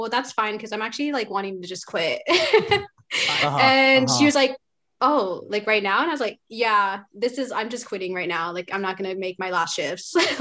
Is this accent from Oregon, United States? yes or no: yes; just outside of Portland, between Tualatin and Wilsonville, Oregon, United States; I grew up like just outside of Portland, like 20 minutes away from it